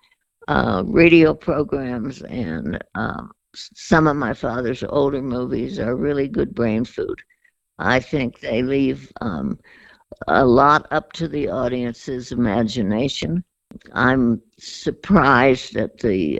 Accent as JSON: {"language": "English", "town": "San Francisco", "region": "California", "country": "United States", "tie": "born or raised there", "also_born_or_lived": "Hollywood / Beverly Hills / Darien, Connecticut", "said": "I was born in Hollywood, lived in Beverly Hills, and actually grew up in San Francisco"}